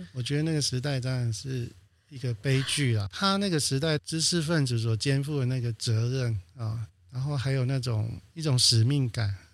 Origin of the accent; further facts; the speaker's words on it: Banqiao, New Taipei, Taiwan; also born or lived in Provence, France; 我已经是在板桥出生成长了